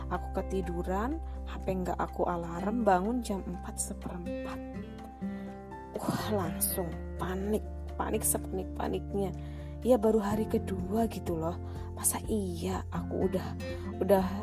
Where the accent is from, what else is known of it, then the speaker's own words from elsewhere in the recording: Kebumen, Central Java, Indonesia; born there; now in Kebumen, Indonesia; tapi sayang aku CPNS-nya di Kebumen di kota kelahiran aku jadi sedangkan suamiku masih tinggal di Kulon Progo